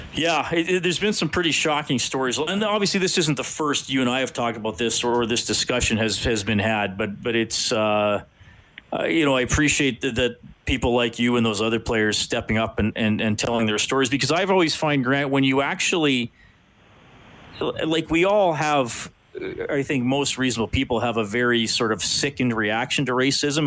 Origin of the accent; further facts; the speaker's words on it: Evansburg, Alberta, Canada; now in Edmonton, Canada; in junior high and high school growing up in Evansburg